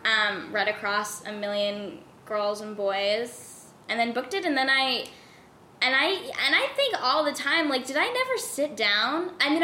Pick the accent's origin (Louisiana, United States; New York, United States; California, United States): New York, United States; New York City; now in Los Angeles, United States; I'm from Queens, New York.